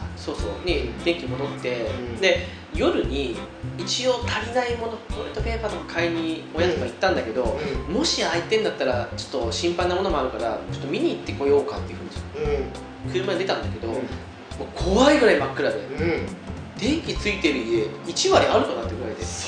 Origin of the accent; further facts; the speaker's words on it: Hokkaido, Japan; 同じ道民として